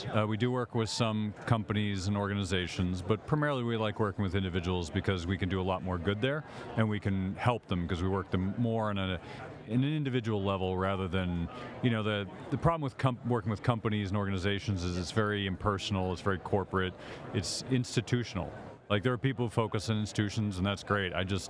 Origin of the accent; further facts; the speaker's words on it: Boston, Massachusetts, United States; Boston, Massachusetts.